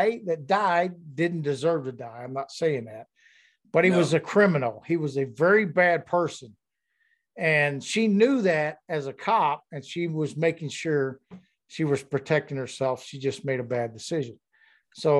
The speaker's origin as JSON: {"language": "English", "region": "Louisiana", "country": "United States", "tie": "born or raised there", "said": "I grew up in Louisiana, and I was, as a young kid"}